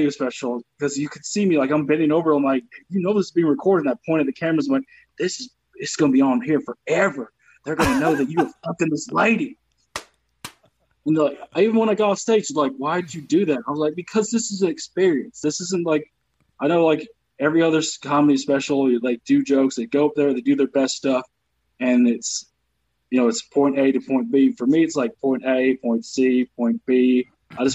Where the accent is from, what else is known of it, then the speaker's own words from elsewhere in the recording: the South, United States; accent: Southern; moved away as an adult; also born or lived in North Carolina / Michigan / Baltimore / Detroit; now in Los Angeles, United States; I'm from the South